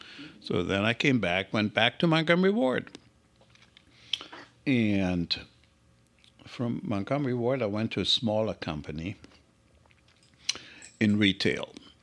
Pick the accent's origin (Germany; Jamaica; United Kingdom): Germany; born there; moved away as an adult; Well, I was born in Germany. I finished my education. I was 20 when I came over.